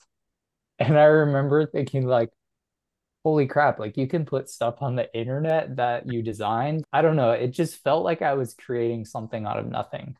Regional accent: Chicago, Illinois, United States; I grew up in the Chicago area

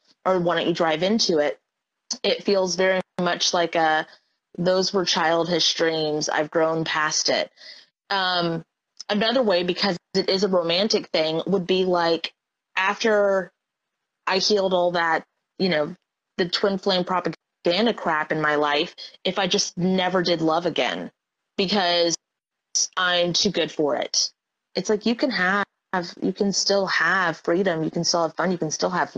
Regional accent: Florida, United States; also born or lived in Arizona; I grew up in Florida, lived in Arizona

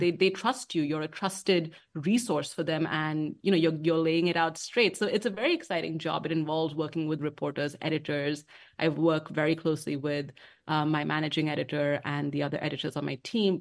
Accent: Mumbai, Maharashtra, India; moved away as an adult; also born or lived in London, United Kingdom; now in Washington, D.C., United States; I was born and raised in Bombay or Mumbai, as it's known now, um, in India

